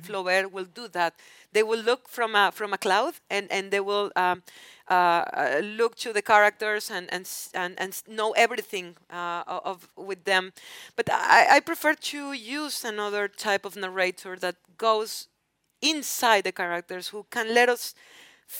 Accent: Mexico; English is a second language; growing up in Mexico.

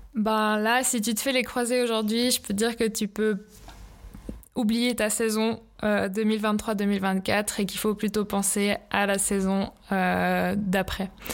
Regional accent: Lausanne, Vaud, Switzerland; also born or lived in Leukerbad; j'ai fait mes études à Loèche-les-Bains, mais j'ai grandi ici à Lausanne

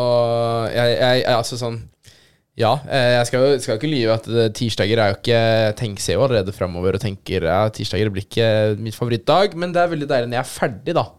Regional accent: Aurskog, Akershus, Norway; moved away; jeg er jo fra Aurskog, egentlig. Aurskog-Høland kommune.

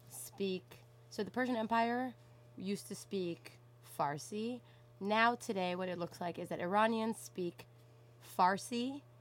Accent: Canada; first language English; Sometimes I say I grew up in Afghanistan in Canada.

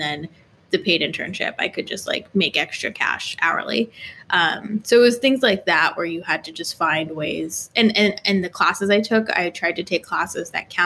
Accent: Jersey City, New Jersey, United States; also born or lived in New York City; I grew up in Jersey City, New Jersey

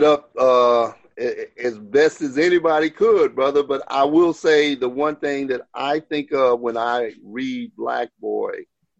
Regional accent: Beartown, Mississippi, United States; also born or lived in New York; I'm from Beartown.

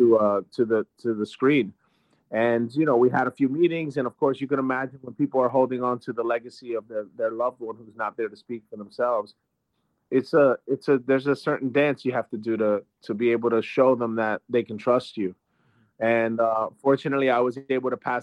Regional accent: Trenton, New Jersey, United States; I grew up in Trenton, New Jersey.

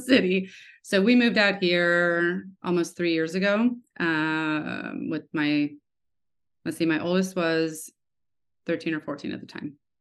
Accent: Lawrence, Kansas, United States; I grew up in Kansas, uh, in Lawrence, University of Kansas

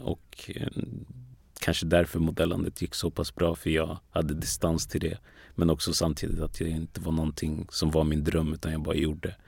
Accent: Västerås, Västmanland, Sweden; also born or lived in Ghana / Togo; jag är uppvuxen i Västerås mm. från början

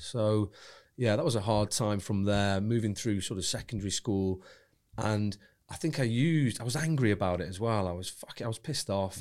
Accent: Wigan, North West England, United Kingdom; moved away; I was born, born in Wigan, uh, Lancashire.

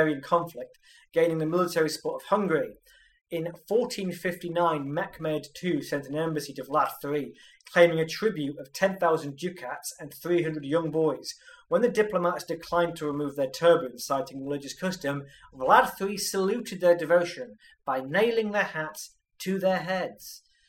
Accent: United Kingdom; I'm British

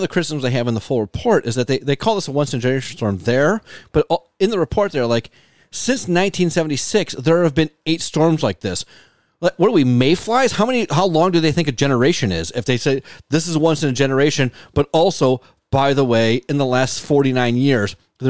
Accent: Buffalo, New York, United States; because I grew up in Buffalo and you know, we couldn't afford Sears

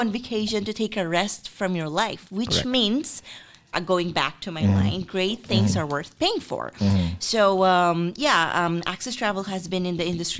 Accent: Philippines; also born or lived in Paris; I grew up in the Philippines

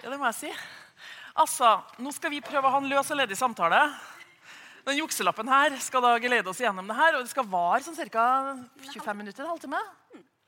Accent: Trøndelag, Norway; jeg identifiserer meg som trønder

